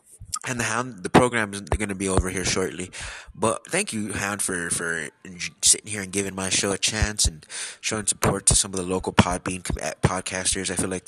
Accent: California, United States; born there; also born or lived in Wisconsin; I'm from United States of America. I was born in California. I lived about half my life in Wisconsin.

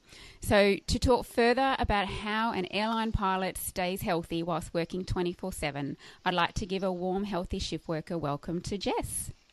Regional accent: Tamworth, New South Wales, Australia; I'm from Tamworth, actually. I was born in Tamworth.

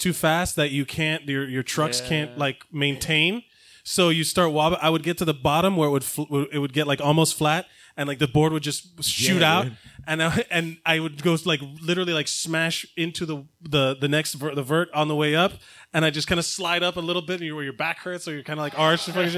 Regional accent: Miami, Florida, United States; now in Queens, New York, United States; I'm from Miami

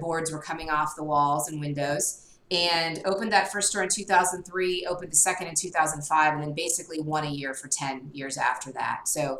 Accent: Northeastern Ohio, United States; moved away as an adult; now in Washington, D.C., United States; I was born and raised in Northeastern Ohio. I moved to Washington, D.C. in 1993 after graduating from Wittenberg University

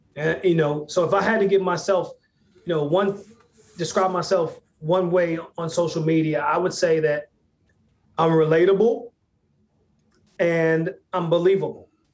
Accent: Hot Springs, Arkansas, United States; moved away; my hometown in Hot Springs, Arkansas

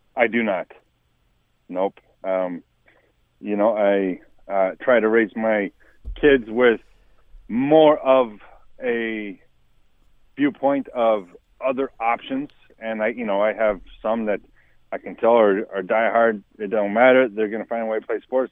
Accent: Wyoming, United States; growing up in Wyoming

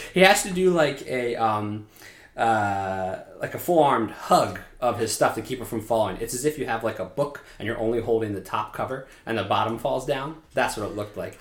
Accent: Pennsylvania, United States; we grew up in Pennsylvania. Uh, we still live in Pennsylvania

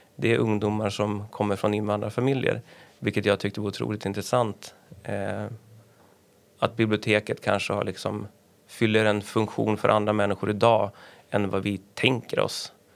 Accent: Örnsköldsvik, Västernorrland County, Sweden; also born or lived in Stockholm; now in Härnösand, Sweden; när jag växte upp i Övik

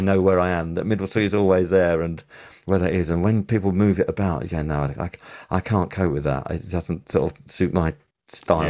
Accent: United Kingdom; we're British

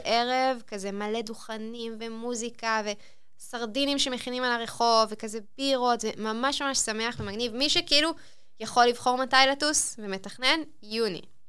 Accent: Israel; אנחנו ישראלים

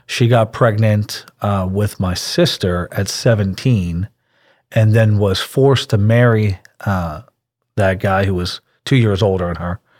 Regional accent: Pittsburgh, Pennsylvania, United States; now in Houston, United States; I grew up in Pittsburgh, Pennsylvania

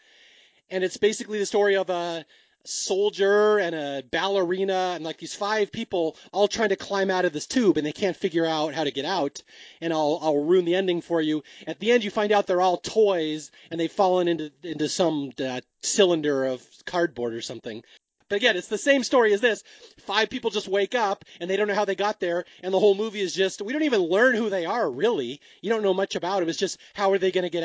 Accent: Seattle, Washington, United States; moved away; I grew up in Seattle

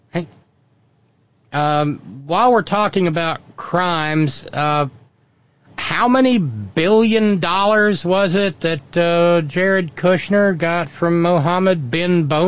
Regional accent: Kentucky, United States; Yeah, I'm a farmer from Kentucky, and I wouldn't recommend that.

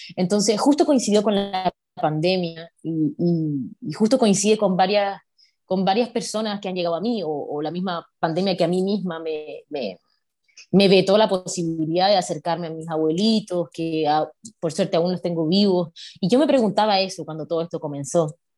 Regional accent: Coquimbo, Chile; en la región de Coquimbo, donde yo nací, que es como unas seis horas de la capital de Chile.

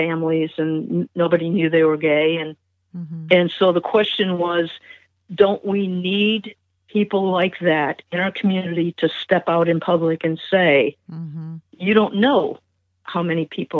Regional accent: Mansfield, Ohio, United States; moved away; also born or lived in Michigan; I was born and partly raised in Ohio, and then we moved to Michigan.

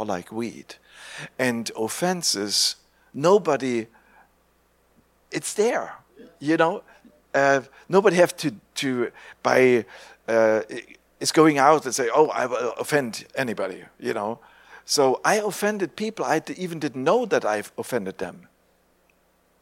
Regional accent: East Germany, Germany; English is a second language; growing up in East Germany

